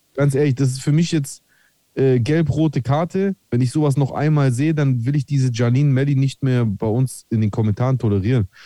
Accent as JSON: {"language": "German", "country": "Greece", "said": "als Grieche"}